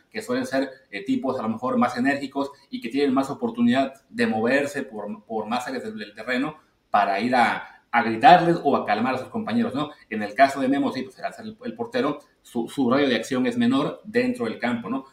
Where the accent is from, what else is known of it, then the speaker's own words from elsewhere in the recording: Mexico; como, prensa mexicana